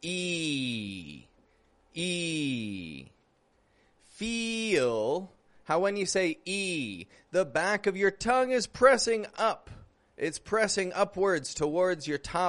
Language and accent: English; Toronto, Ontario, Canada; now in Mexico; I'm from Canada. I'm from Toronto. I do live in Mexico